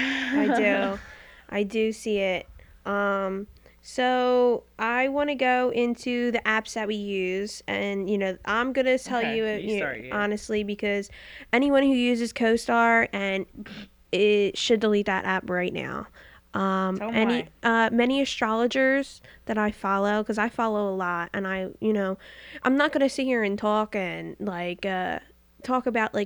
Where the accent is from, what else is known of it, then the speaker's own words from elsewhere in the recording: Philadelphia, Pennsylvania, United States; I was born in Philadelphia, born and raised.